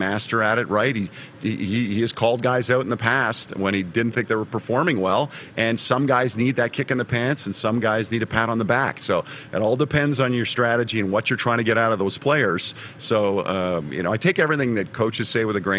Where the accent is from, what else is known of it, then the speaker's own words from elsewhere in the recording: Montreal, Quebec, Canada; now in Calgary, Canada; I grew up in Montreal and went to several Stanley Cup parades back when I was a kid